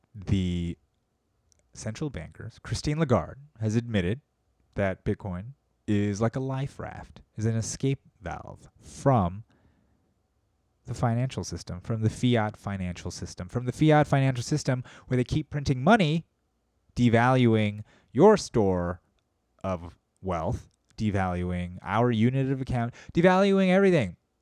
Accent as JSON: {"language": "English", "country": "United States", "said": "being an American"}